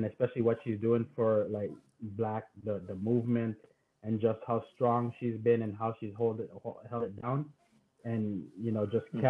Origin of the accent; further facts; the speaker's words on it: Jamaica; now in United States; being Jamaican